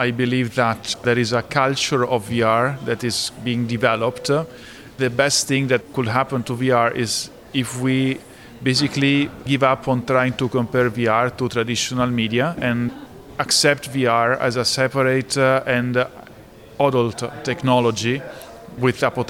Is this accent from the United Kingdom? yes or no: no; Italy; accent: strong Italian; my accent, it's an indication that I was born in Italy